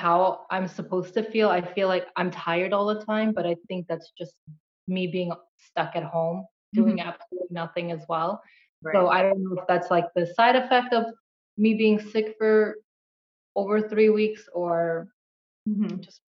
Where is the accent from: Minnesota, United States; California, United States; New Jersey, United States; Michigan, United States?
California, United States; San Diego; moved away as an adult; now in New York, United States; I moved here from San Diego. I'm originally from San Diego, moved here more than 10 years ago now